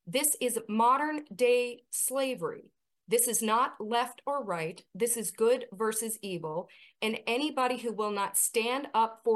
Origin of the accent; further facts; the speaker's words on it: United States; we, as the American people